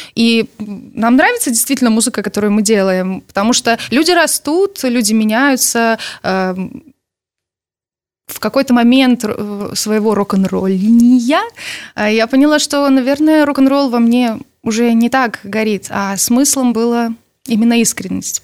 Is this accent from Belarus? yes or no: yes; Belarus; мы действительно из Беларуси